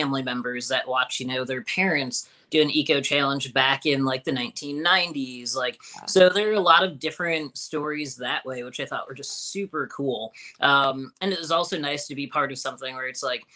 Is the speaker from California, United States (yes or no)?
no; Illinois, United States; moved away; I'm from Illinois